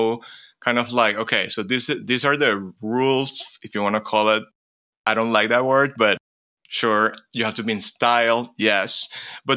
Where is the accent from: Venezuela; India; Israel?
Venezuela; moved away as an adult; also born or lived in United States; growing up in a country where, first of all, a country which is completely full of immigrants